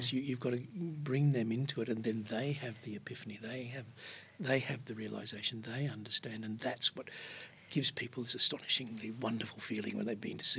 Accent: Queensland, Australia; born or raised there; moved away as an adult; also born or lived in Iceland / Sydney

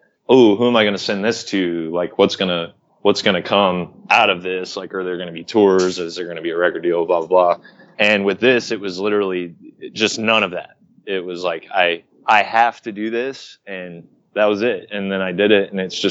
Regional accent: Oklahoma, United States; moved away; also born or lived in Arkansas; growing up in Oklahoma

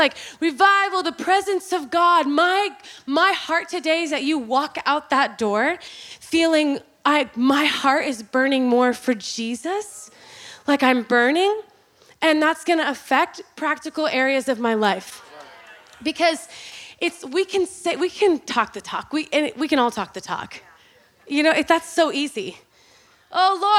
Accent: Oklahoma, United States; I was born and raised in Oklahoma, Bible Belt.

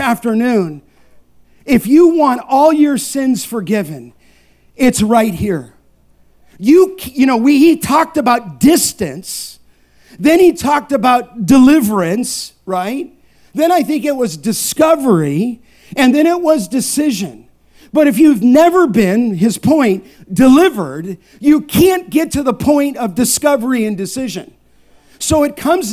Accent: Los Angeles, California, United States; born or raised there

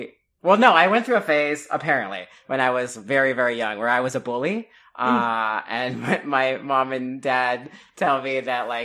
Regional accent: Miami, Florida, United States; I'm originally from Miami, Florida

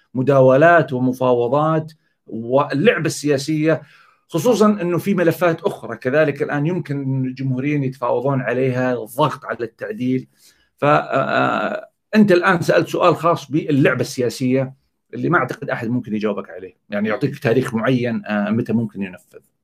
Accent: Saudi Arabia; عندنا في السعوديه

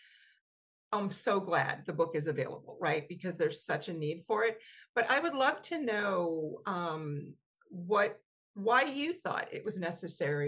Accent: the South, United States; Here in the South where I grew up

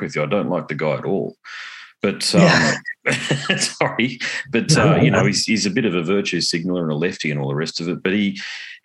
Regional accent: Australia; I'm an Aussie and I'm a normal bloke.

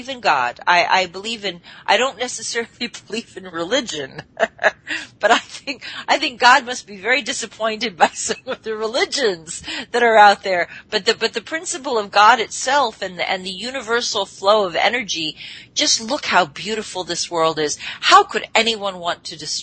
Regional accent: Alaska, United States; I grew up in Alaska

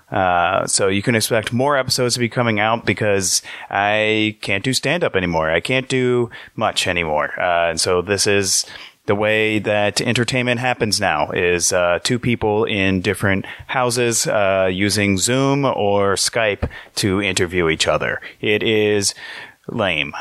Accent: Metairie, Louisiana, United States; I'm from the suburbs. I'm from Metairie

